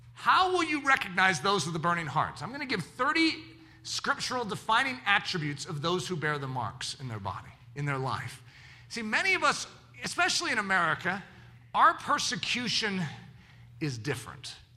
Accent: United States; I'm an American

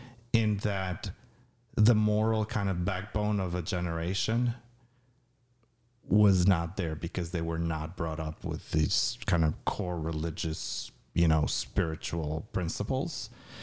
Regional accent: Albania; To me, it was. Although I had grown with, you know, was brought up with no particular religious upbringing, it was.

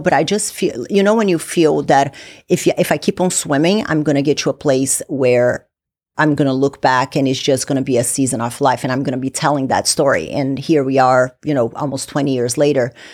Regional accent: Brazil; now in United States; I'm originally from Brazil, moved from Brazil to the U S

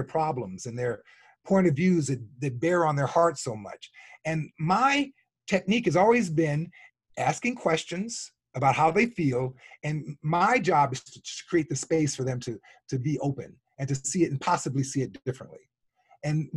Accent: Chicago, Illinois, United States; born and raised in the South Side of Chicago

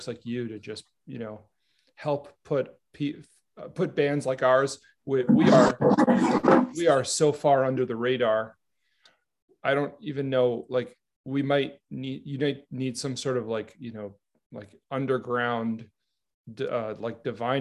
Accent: New York, United States; I'm from New York.

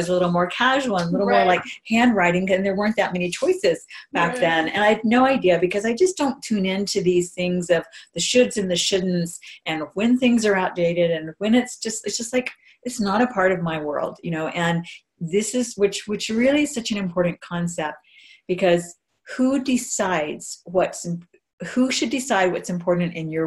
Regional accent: Hawaii, United States; moved away; I grew up in Hawaii

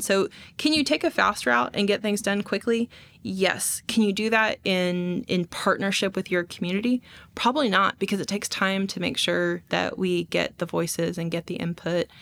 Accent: Texas, United States; now in Fayetteville, United States; I'm from Texas

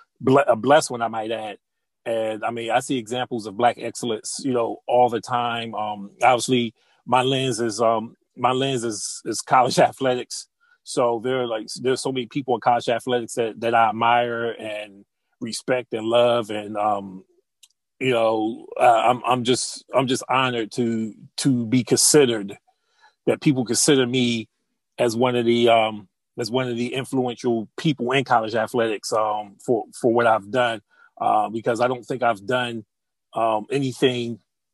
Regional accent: Chester, Pennsylvania, United States; I grew up in the Wilmington Projects in Chester, Pennsylvania

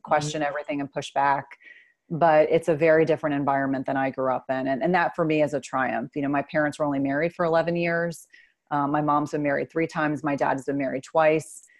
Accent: New Jersey, United States; I grew up in New Jersey

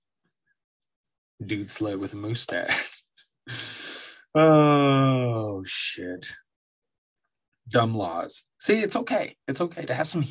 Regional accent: Colorado, United States; In Colorado, my home state

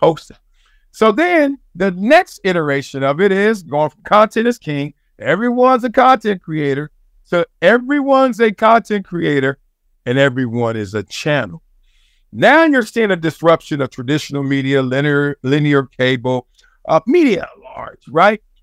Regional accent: Compton, California, United States; I'm from Compton, South Central, all that stuff.

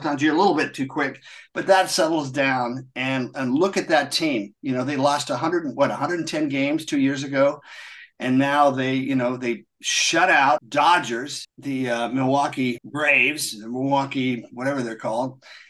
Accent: England, United Kingdom; also born or lived in Munich, Delaware, United States; And so I was born in Munich, only lived there for less than a year, then came back to England when I was 9. And that was 1965.

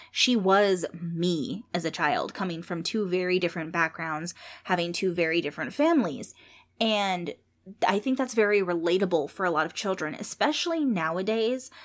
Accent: San Jose, California, United States; when I was growing up in San Jose

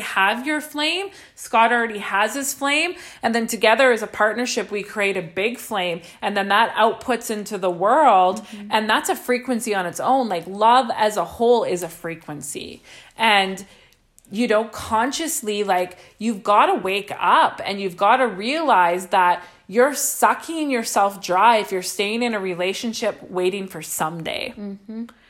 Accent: Saskatchewan, Canada; moved away; we come from Saskatchewan

